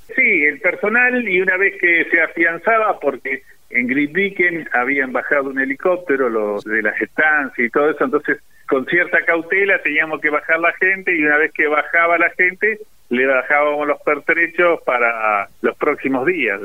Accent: Bahía Blanca, Buenos Aires Province, Argentina; also born or lived in Villa Regina; Nací en Villa Regina, pero la mayoría del tiempo la viví aquí en Bahía Blanca, donde mis padres residían.

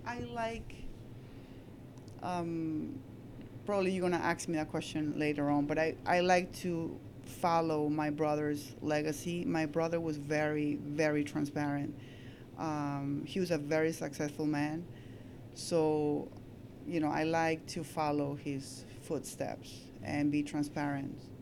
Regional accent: Peru; also born or lived in Astoria, New York / Baldwin, New York; now in Long Beach, United States; I'm Peruvian. I came from Peru like so many years ago.

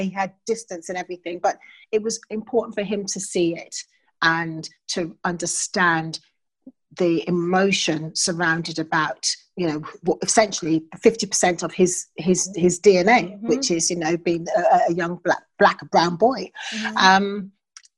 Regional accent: United Kingdom; I'm British. I was raised in this country

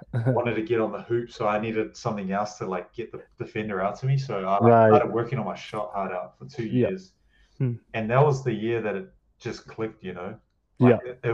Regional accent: Auckland, New Zealand; moved away; South Auckland

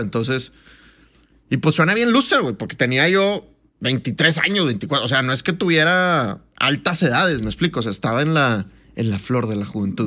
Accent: Monterrey, Nuevo León, Mexico; moved away as an adult; also born or lived in Colombia; un gusto estar en, en mi tierra, ¿verdad? La tierra del mejor equipo del mundo, los Rayados del Monterrey.

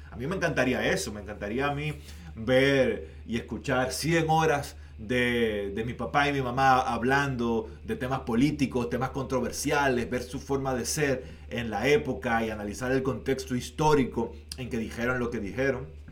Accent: Dominican Republic; now in Canada; en mi país

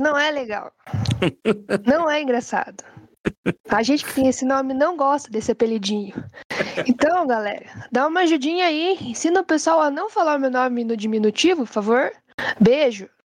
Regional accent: Curitiba, Paraná, Brazil; sou de Curitiba

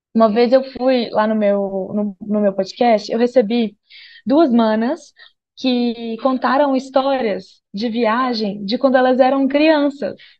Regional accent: Minas Gerais, Brazil; moved away; sou de Minas Gerais, sou mineira, nômade

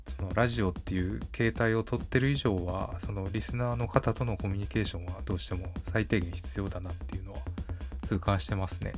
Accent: Kansai, Japan; accent: Kansai intonation; 僕の関西のイントネーション

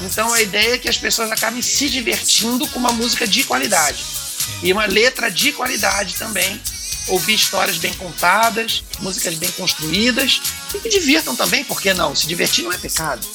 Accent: Brazil; eu sou roqueiro, mas eu sou brasileiro, costumo dizer, né? Eu sou roqueiro brasileiro. Então, falo português com muito orgulho

